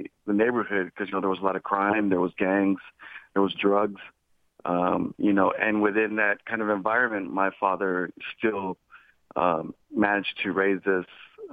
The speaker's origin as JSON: {"language": "English", "town": "Dallas", "region": "Texas", "country": "United States", "tie": "born or raised there", "said": "I'm from Dallas, Texas. I grew up in a you know, low socioeconomic neighborhood, Oak Cliff."}